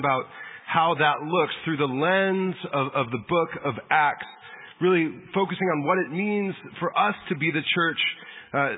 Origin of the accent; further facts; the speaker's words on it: San Diego, California, United States; I grew up in San Diego, grew up a Padre fan.